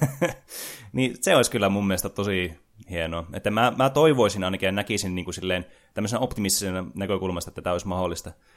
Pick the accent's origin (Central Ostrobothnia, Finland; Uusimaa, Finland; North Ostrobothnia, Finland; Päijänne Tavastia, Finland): North Ostrobothnia, Finland; Oulu; mä oululaisena